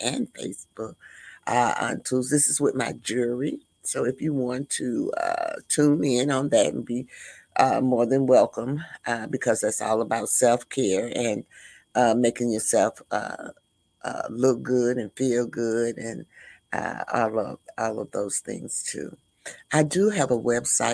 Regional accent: Midwest, United States; And I'm from the Midwest.

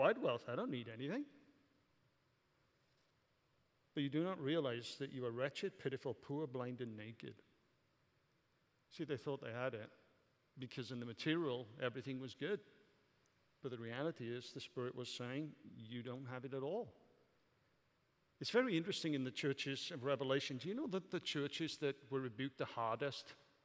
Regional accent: Welsh, Wales, United Kingdom; moved away as an adult; now in United States; I'm Welsh

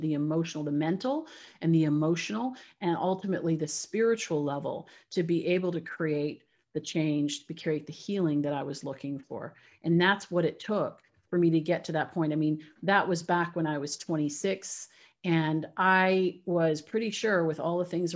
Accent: Canada; now in United States; I'm originally from Canada. So I live in the US now

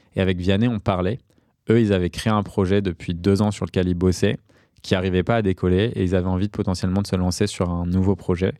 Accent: Paris, Île-de-France, France; J'ai grandi à Paris entre Barbès et, Pigalle

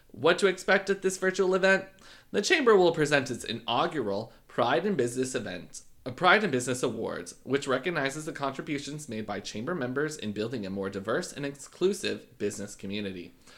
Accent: Canada; I'm Canadian

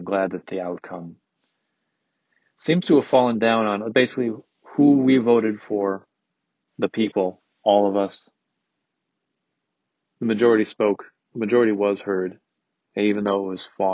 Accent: Michigan, United States; born or raised there

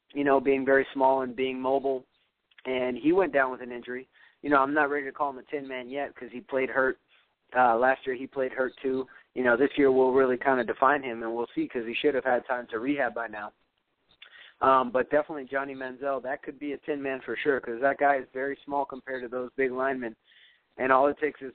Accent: Chicago, Illinois, United States; I grew up in Chicago when Jordan was there

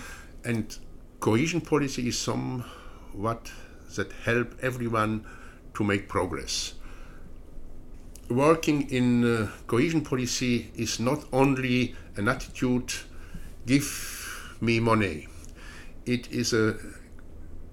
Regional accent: Belgium; I am coming from Belgium

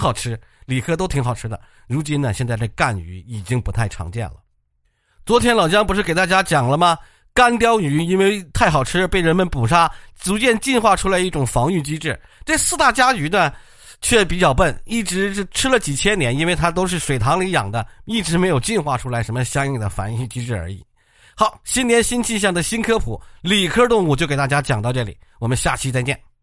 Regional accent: China; 我们中国人

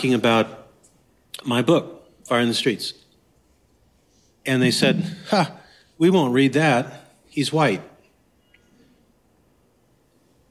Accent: Anchorage, Alaska, United States; I'm from Anchorage, Alaska

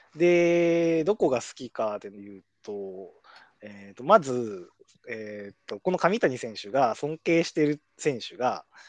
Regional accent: Kumamoto, Japan; 僕も熊本出身

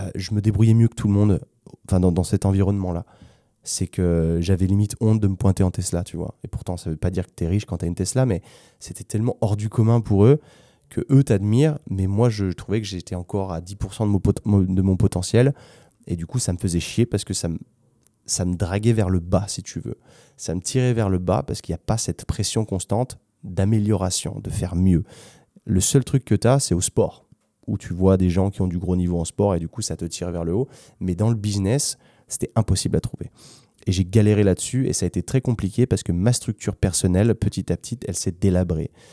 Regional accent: France; moved away as an adult; also born or lived in London / Spain; je suis français moi aussi

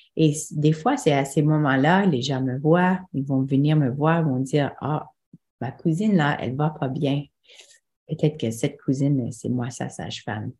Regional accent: Manitoba, Canada; moved away as an adult; now in Ontario, Canada; je venais du Manitoba

